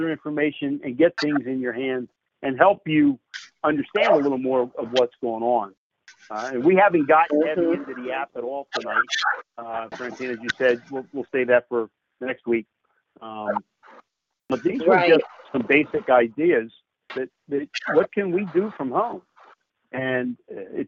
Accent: Philadelphia, Pennsylvania, United States; I was born and bred in Philly. I got a Philly attitude

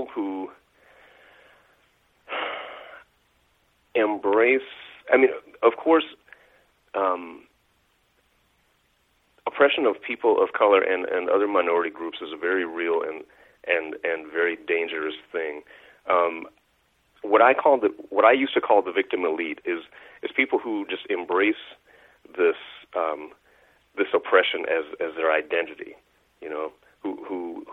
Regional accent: United States; growing up in America, especially during the time that I did

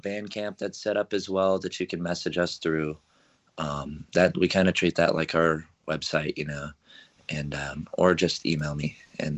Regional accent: Arizona, United States; now in San Francisco, United States; I'm a rock artist from San Francisco.

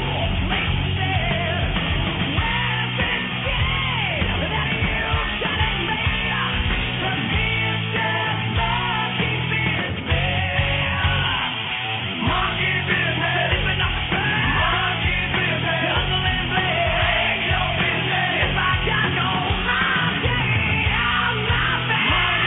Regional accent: Italy; moved away; my home country of Italy

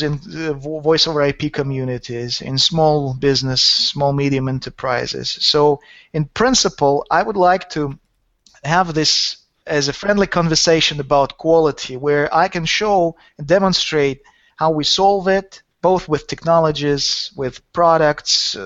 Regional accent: Saint Petersburg, Russia; born or raised there; also born or lived in Helsinki, Finland

